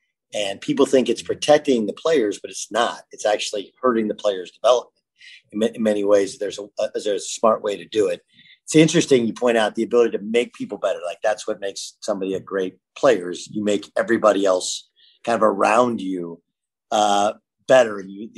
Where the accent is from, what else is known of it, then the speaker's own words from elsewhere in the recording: California, United States; I used to come home and watch the Big East because I grew up in California.